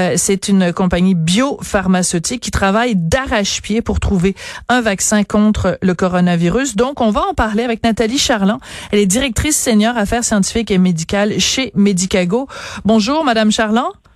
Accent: Quebec, Canada; chez nous au Québec

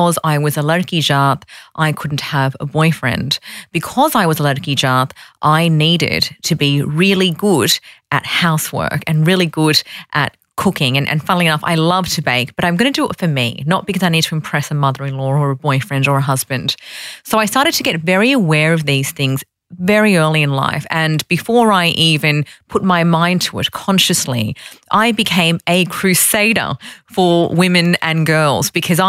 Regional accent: Sydney, New South Wales, Australia; also born or lived in Fiji; I grew up in Sydney. I was born in Fiji and I was brought here when I was one. So I'm very much a Sydney-sider.

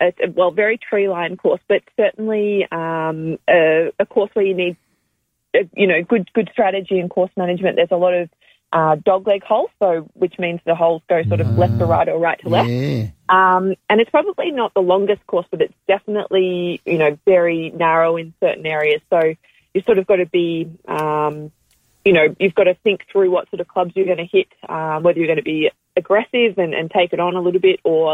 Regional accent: Melbourne, Victoria, Australia; I'm from Melbourne

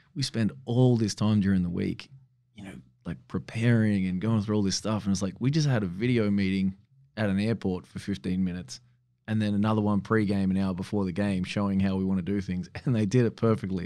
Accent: Australia; also born or lived in Sweden; I'm like fifth generation Australian

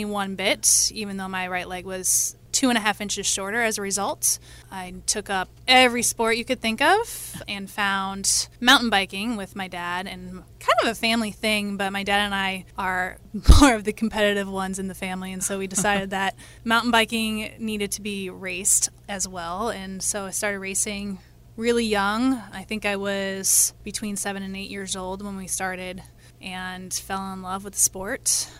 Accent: Alaska, United States; born there; So I was born in Alaska, actually

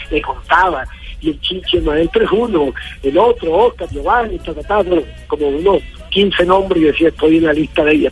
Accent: Patillal, Cesar, Colombia; va a ser en mi tierra patillalera

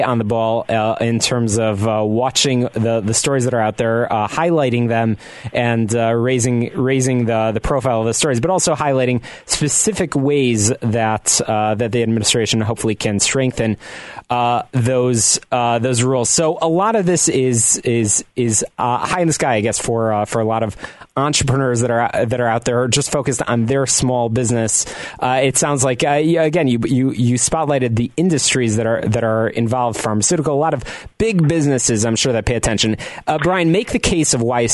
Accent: Skokie, Illinois, United States; I'm a Skokie native.

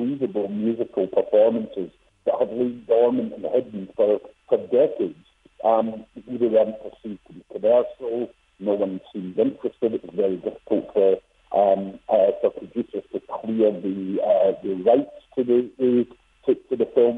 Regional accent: Scotland, United Kingdom; I was a child growing up in Scotland, where I'm from

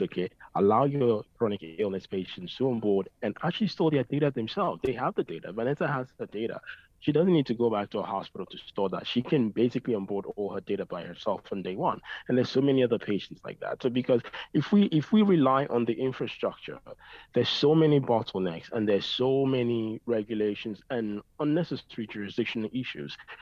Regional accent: Dublin, Leinster, Ireland; I grew up in Ireland in Dublin

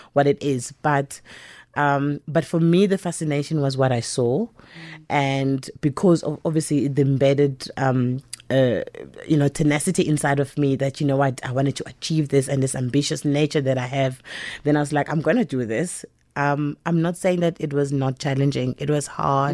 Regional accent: Empangeni, KwaZulu-Natal, South Africa; I was born and bred in Mpangeni

